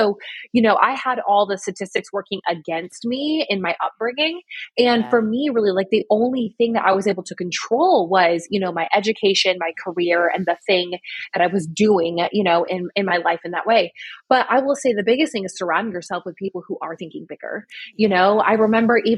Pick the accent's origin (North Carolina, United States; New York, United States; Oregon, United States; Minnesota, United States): New York, United States; I'm from New York.